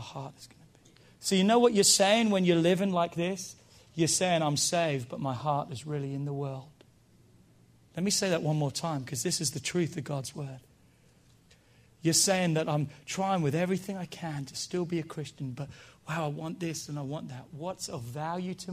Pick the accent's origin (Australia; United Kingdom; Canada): United Kingdom; now in United States; I'm British. I was born in Britain. I just got my American citizenship